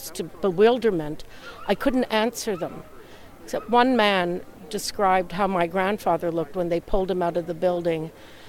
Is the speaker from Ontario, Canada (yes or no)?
yes; Toronto, Ontario, Canada; growing up in Toronto